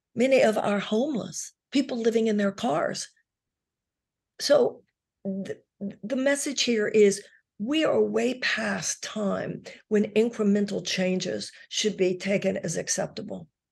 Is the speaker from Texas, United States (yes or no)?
yes; Texas, United States; I grew up in Texas